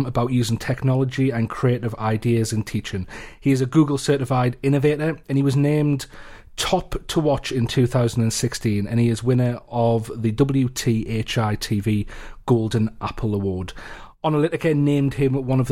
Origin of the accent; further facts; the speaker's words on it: Newcastle upon Tyne, North East England, United Kingdom; I'm from Newcastle in the northeast. So As you might have guessed by the accent.